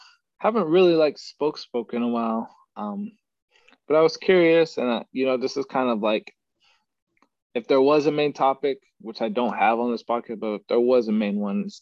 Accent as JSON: {"language": "English", "region": "Texas", "country": "United States", "tie": "born or raised there", "moved": "as an adult", "said": "back in Texas, my hometown"}